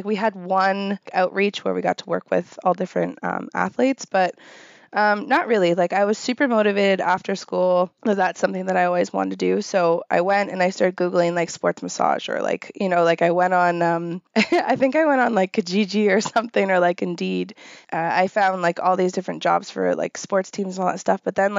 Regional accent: Windsor, Ontario, Canada; born there; also born or lived in Kingston, Canada / Barrie, Canada; No, I'm actually, like, I was born in Windsor

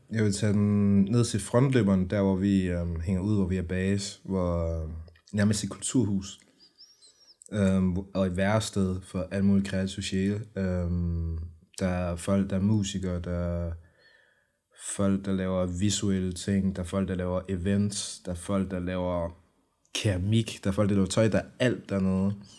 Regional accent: Brønderslev, North Denmark Region, Denmark; now in Aarhus, Denmark; Jeg kommer oprindelig fra Nordjylland. Øhm, Brønderslev, øh, hvad hedder det, er i nærheden af Aalborg

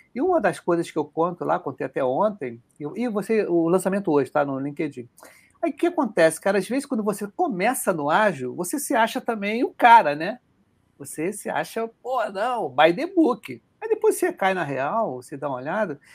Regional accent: Rio de Janeiro, Brazil; accent: carioca; A gente que é carioca

